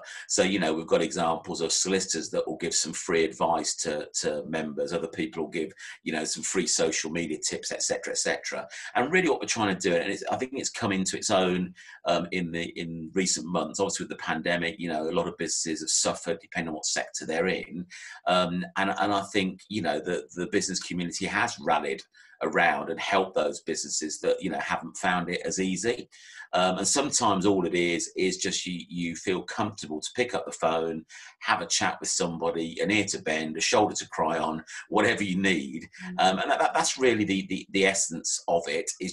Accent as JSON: {"language": "English", "area": "Northamptonshire", "region": "East Midlands", "country": "United Kingdom", "tie": "born or raised there", "also_born_or_lived": "Maidenhead", "moved": "as an adult", "said": "I was born and bred in Northamptonshire"}